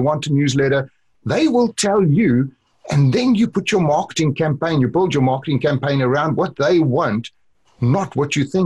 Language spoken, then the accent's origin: English; South Africa; accent: South African; moved away; also born or lived in Orlando; I grew up in South Africa